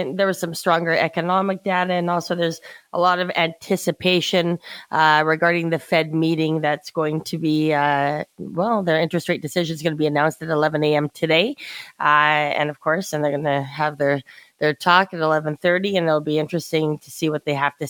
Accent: Canada; as a Canadian

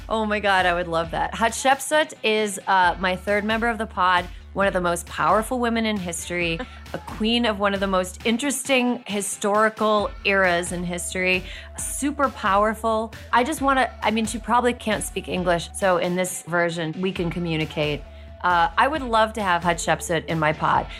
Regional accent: Wisconsin, United States; moved away; I'm from Wisconsin. My home state of Wisconsin

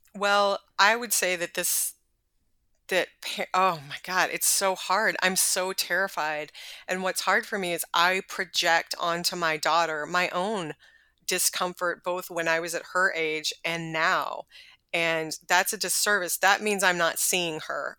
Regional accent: Texas, United States; I'm from Texas and my parents are from the South

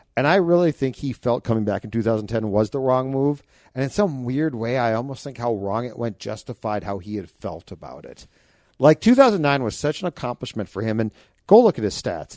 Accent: Minnesota, United States; we're from Minnesota

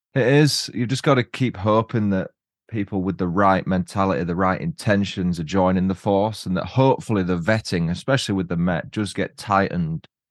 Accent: Huddersfield, Yorkshire and the Humber, United Kingdom; my hometown, Huddersfield

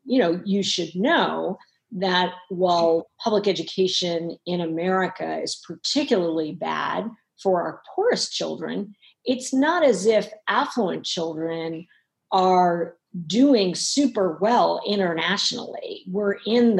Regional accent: New York City, New York, United States; As a child, I grew up in Harlem

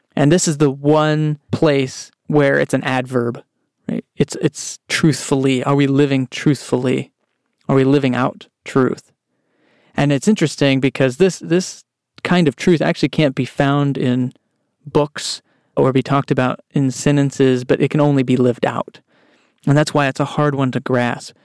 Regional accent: Texas, United States; I grew up in Texas

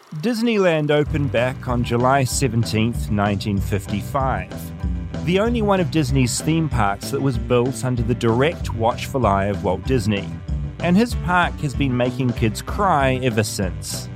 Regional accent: New Zealand; as a Kiwi

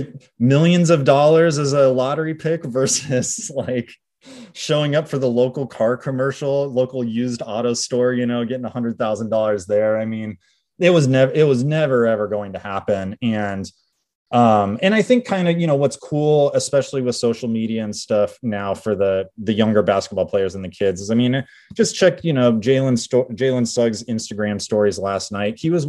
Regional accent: Seattle, Washington, United States; I'm born and raised in the Seattle area.

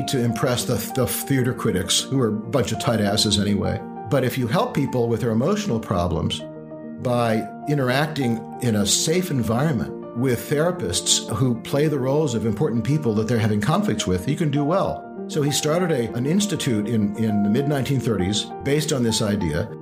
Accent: Beacon, New York, United States; I grew up in Beacon, New York, in the Hudson Valley, very beautiful area

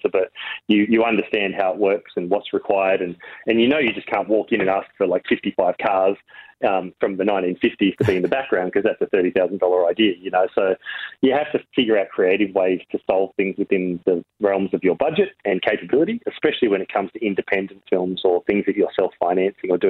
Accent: Uranquinty, New South Wales, Australia; Like I grew up in Uranquinty where there's like one fish and chip shop that had one wall of VHS videos.

